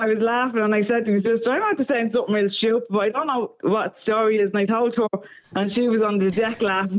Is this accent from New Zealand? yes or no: no; Ireland; being Irish, you like to talk to somebody when you're having a fag.